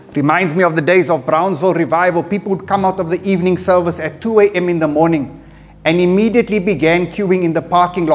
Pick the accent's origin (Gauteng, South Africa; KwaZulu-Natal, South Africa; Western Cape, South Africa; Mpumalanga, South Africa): Gauteng, South Africa; Johannesburg; I was born in Fleerhof, and right next door to where we stayed was a mosque